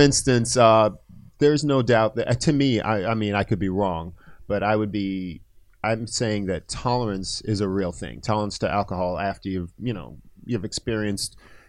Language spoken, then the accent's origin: English; Antigua & Barbuda; born there; I was born in Antigua.